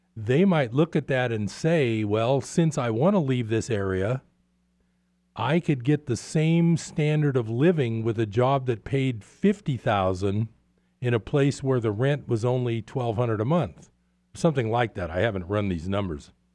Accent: East Bay, California, United States; moved away as an adult; I grew up in the East Bay

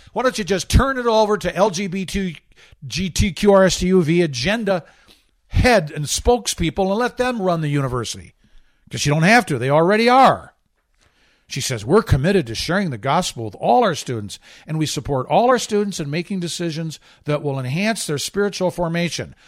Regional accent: Michigan, United States; Michigan, which is my home state

